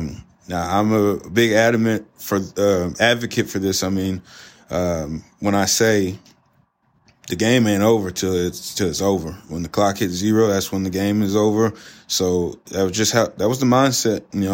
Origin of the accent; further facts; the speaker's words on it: Southeast Texas, United States; Cajun. Cajun. I'm from Southeast Texas, baby.